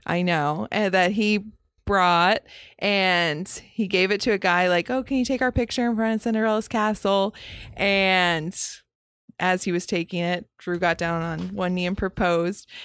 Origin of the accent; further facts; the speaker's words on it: Daytona Beach, Florida, United States; I'm born and raised in the Daytona Beach area